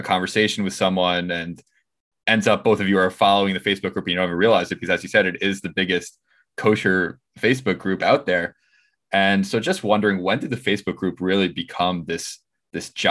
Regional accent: Five Towns, New York, United States; I'm also from the Five Towns

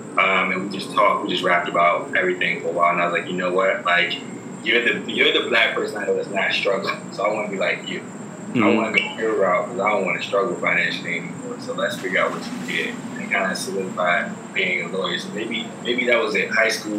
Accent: Richmond, Virginia, United States; now in New York, United States; So I'm an attorney from Richmond, Virginia.

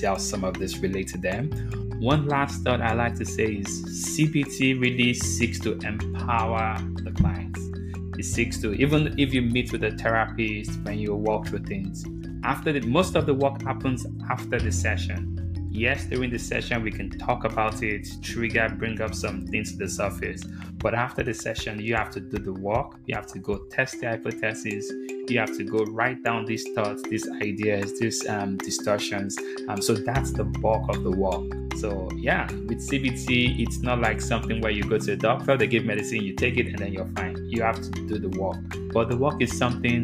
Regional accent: Nigeria; moved away as an adult; growing up in Nigeria, I never knew a profession like this existed.

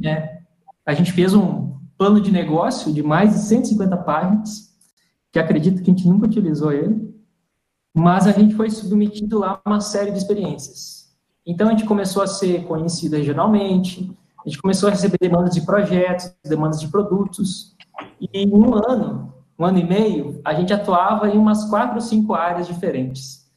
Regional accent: Toropi, Rio Grande do Sul, Brazil; also born or lived in Santa Maria; sou do Rio Grande do Sul, como o Igor comentou também, sou gaúcho, né, sou de Santa Maria, na verdade Toropi

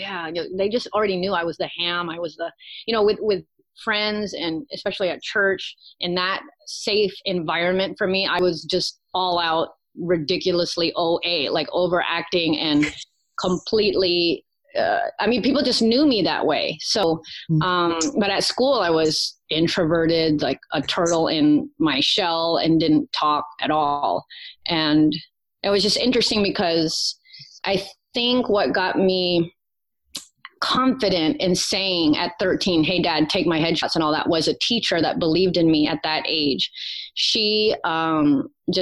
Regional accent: Virginia, United States; accent: southern twang; Born and raised in Virginia.

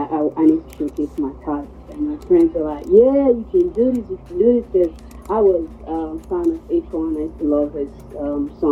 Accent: Sierra Leone; moved away as an adult; also born or lived in Ghana; now in Accra, Ghana; I would say more from Sierra Leone because I was raised in Sierra Leone.

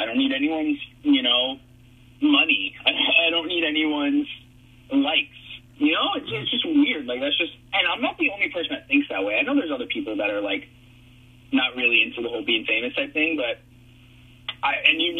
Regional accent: South Florida, United States; I grew up in South Florida

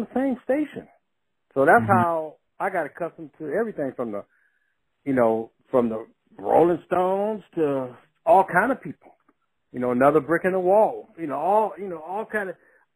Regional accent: Compton, California, United States; I'm from Compton, you know, really from Compton. I went to Compton High.

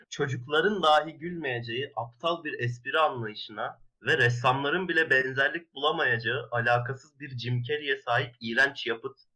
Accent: Ankara, Turkey; Ben Ankaralıyım ben çok de, de yok ben de Ankaralıyım.

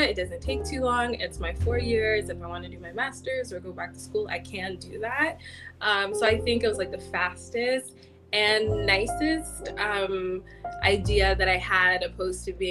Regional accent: Ottawa, Ontario, Canada; I've always lived in Ottawa. I was born here. I'm a Nigerian

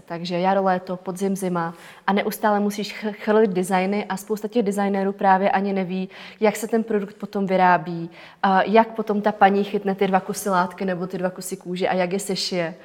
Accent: Czechia; u nás v Čechách

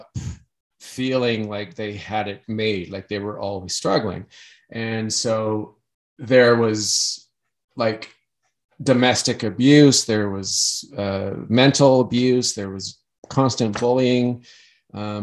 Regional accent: Canada; growing up in Canada

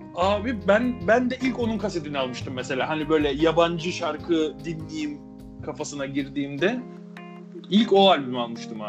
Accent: Rami, Istanbul, Turkey; Ben Ramiliyiz

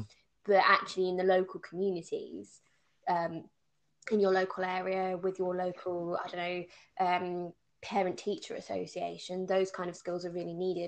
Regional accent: United Kingdom; I mean, being very British, I don't like talking about my achievements.

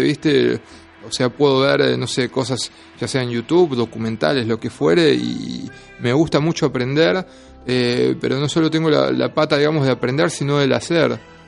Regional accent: Lomas de Zamora, Buenos Aires Province, Argentina; moved away as an adult; now in Buenos Aires, Argentina; yo soy de Lomas de Zamora, hace ocho años que vivo en Capital

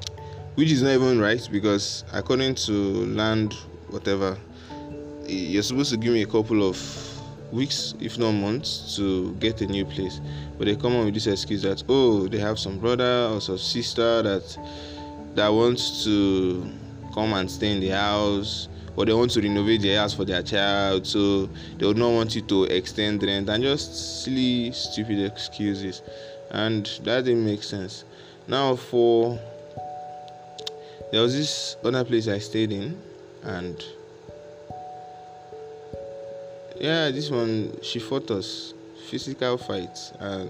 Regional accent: Nigeria; now in Ghana; At the end of the day, living in Nigeria, living in Ghana as a Nigerian

